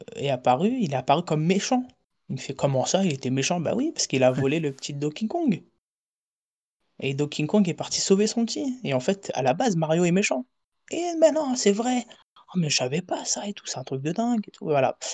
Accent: France; moved away; also born or lived in Portugal; j'ai grandi en France, je suis parti vivre à l'étranger, au Portugal.

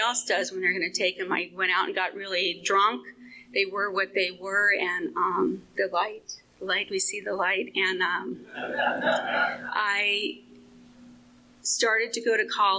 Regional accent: Phoenix, Arizona, United States; I was born and raised in Phoenix in a very blighted area that's affectionately known as Murder Vale

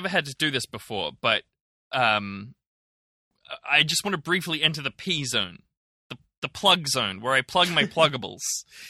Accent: Germany; also born or lived in Ireland; So I'm from Germany. I've lived in Ireland and I visited Aotearoa/New Zealand, close enough.

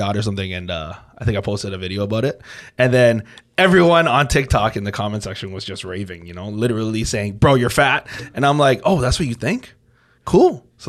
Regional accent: Toronto, Ontario, Canada; Yeah, I was born right here in Toronto.

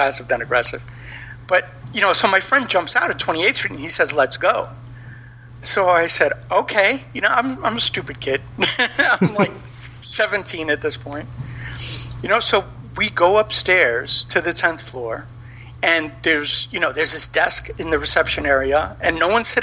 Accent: New York City, New York, United States; I grew up in the Bronx

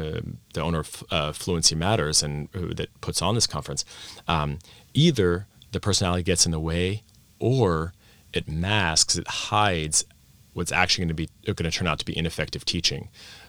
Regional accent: Vienna, Austria; I grew up in Vienna, Austria, expat American parents, but full assimilation into Austrian schools, clubs, friends, stuff like that. So I grew up speaking Austrian in a Viennese dialect.

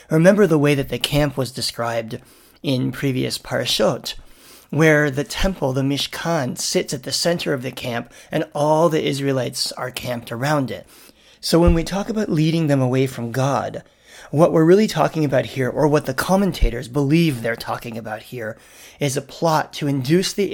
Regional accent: Canada; And I'm thinking about this as a Canadian this week

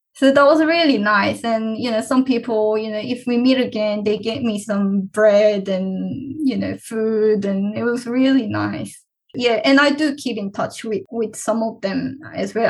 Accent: Cheonan, South Chungcheong, South Korea; moved away as an adult; now in Australia; I was born and raised in Cheonan, South Korea. And then I came to Australia at the age of 18.

